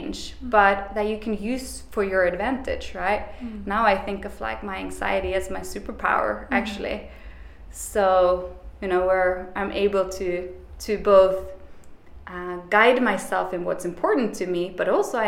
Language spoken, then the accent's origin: English; Bergen, Vestland, Norway; moved away as an adult; now in New York, United States; I am from Bergen, the rainiest city in Europe